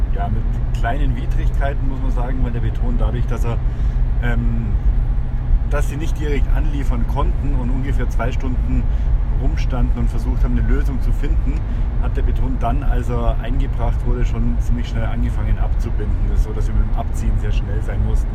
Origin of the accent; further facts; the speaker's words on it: Germany; wir uns als Deutsche